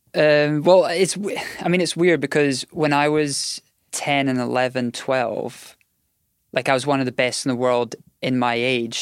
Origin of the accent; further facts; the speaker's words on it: Scotland, United Kingdom; we grew up in Scotland where there was, I think at the time there was like two indoor tennis centres.